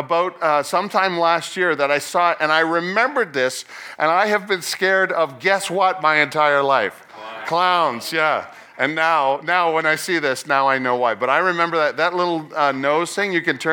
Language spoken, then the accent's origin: English; Nova Scotia, Canada; I was born in Nova Scotia.